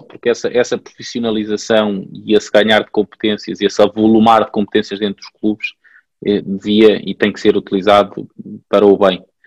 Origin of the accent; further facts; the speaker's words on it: Pombal, Centro, Portugal; eu sou de Pombal